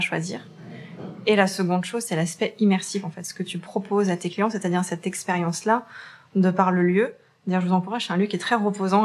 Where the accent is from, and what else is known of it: Saint-Étienne, Auvergne-Rhône-Alpes, France